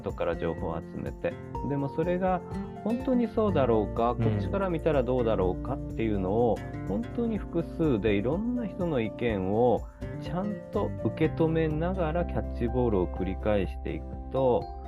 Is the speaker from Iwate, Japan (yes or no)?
no; Fukuoka, Japan; 地元福岡もしくは九州